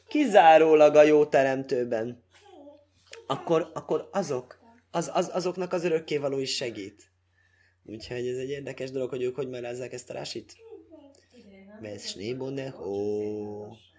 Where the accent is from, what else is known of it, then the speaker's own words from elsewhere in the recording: Hungary; moved away; olyan magam fajta ember, aki elhagyja szülő hazáját, és akkor az, úgy, úgy számítják, mint magyar ember